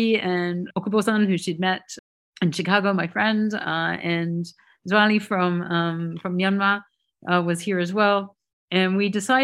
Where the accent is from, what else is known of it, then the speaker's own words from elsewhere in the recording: New Zealand; I'm from New Zealand